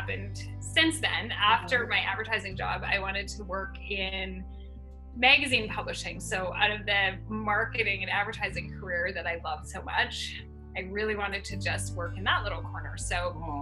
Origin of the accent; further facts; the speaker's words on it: Canada; I am Canadian and I was born and raised on a farm in Canada